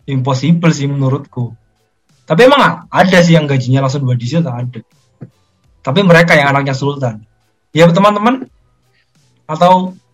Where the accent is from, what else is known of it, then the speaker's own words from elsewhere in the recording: Central Java, Indonesia; saya sebagai warga Jawa Tengah mendukung Pak Ganjar